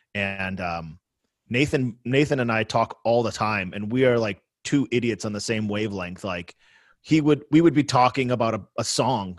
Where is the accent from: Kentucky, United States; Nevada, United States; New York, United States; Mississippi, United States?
New York, United States; Sloan; moved away; I grew up in Sloane, New York, which is a tiny village in the edge of Cheektowaga